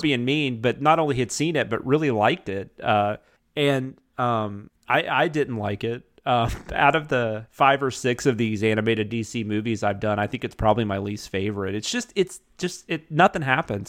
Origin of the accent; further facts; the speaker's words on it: the South, United States; I'm in the South and I grew up in the South